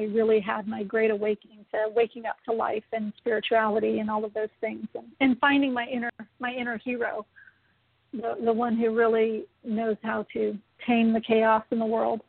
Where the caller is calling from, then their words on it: San Diego, California, United States; I'm calling in from sunny San Diego, California.